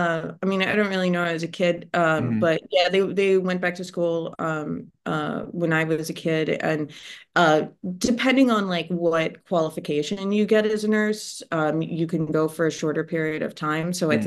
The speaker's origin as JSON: {"language": "English", "region": "Ohio", "country": "United States", "tie": "born or raised there", "also_born_or_lived": "Oak Park / California", "said": "I was born just outside Chicago in Oak Park. We lived in California when I was very little, and then moved to Ohio. So that's where I grew up."}